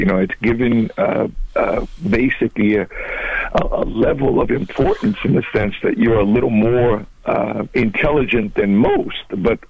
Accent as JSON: {"language": "English", "country": "Angola", "moved": "yes", "said": "because I came from Angola in the early 70s, in a sense, we're in the middle of a civil war"}